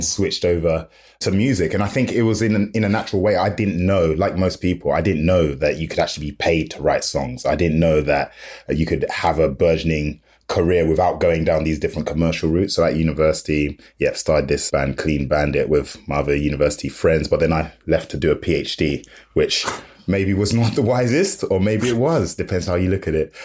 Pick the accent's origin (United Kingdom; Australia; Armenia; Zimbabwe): United Kingdom; London; I'm from London, I'm in South London